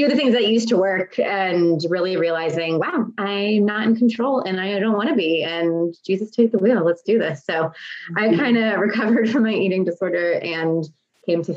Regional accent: Texas, United States; also born or lived in Lancaster, Pennsylvania / Harrisburg, Pennsylvania; we moved to Texas from Pennsylvania when I was 8

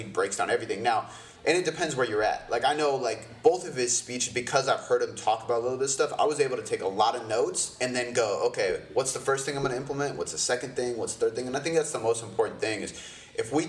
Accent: Canada; I'm Canadian

